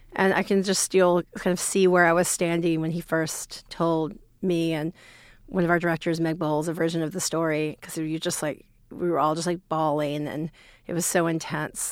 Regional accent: rural Alabama, United States; I grew up in the South, in the, in rural Alabama

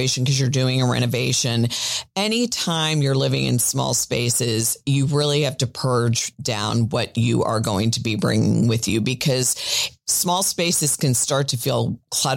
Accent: Miami, Florida, United States; I grew up in Miami.

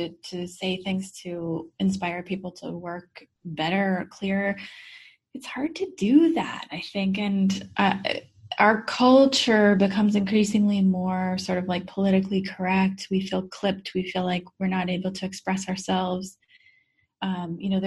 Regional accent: Midwest, United States; I grew up in the Midwest

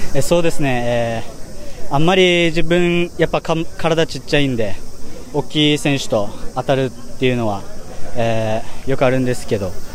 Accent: Kumejima, Okinawa, Japan; 自分の地元、久米島なんですけど

